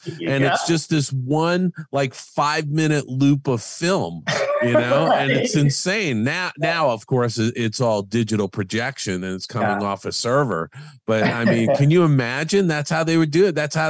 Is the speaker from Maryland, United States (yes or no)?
no; New York, United States; moved away as an adult; I grew up in New York.